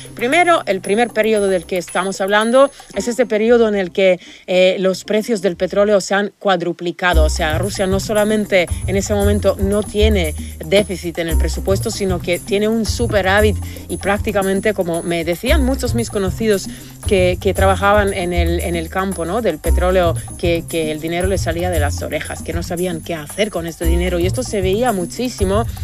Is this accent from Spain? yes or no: no; Argentina; Yo soy argentina